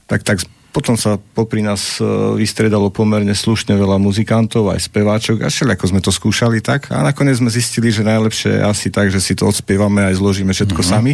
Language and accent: Slovak; Revúca, Banská Bystrica Region, Slovakia; pochádzame z Revúce a sme tak rokovo založená kapela.